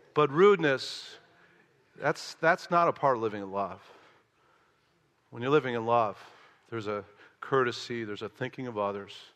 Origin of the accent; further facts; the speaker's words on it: Chicago, Illinois, United States; moved away as an adult; also born or lived in the American South; I'm from Chicago